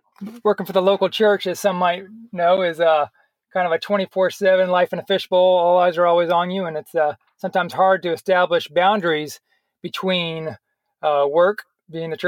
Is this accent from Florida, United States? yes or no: yes; Florida, United States; moved away as an adult; also born or lived in Wyoming; now in Durham, United States; born and raised in Florida